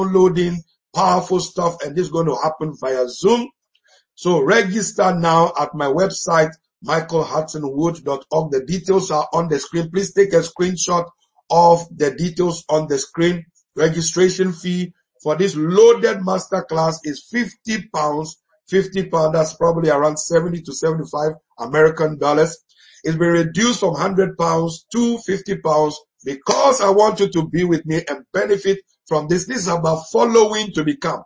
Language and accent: English; Ghana; we grew up together in Ghana.